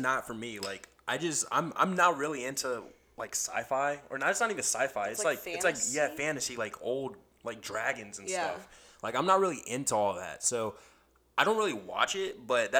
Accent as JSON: {"language": "English", "country": "United States", "said": "we're American"}